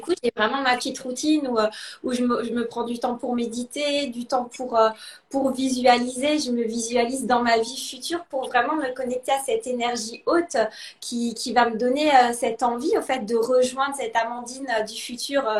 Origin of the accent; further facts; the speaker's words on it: Alsace, Grand Est, France; also born or lived in Lausanne, Switzerland; now in Italy; Je suis originaire à la, base d'Alsace, en France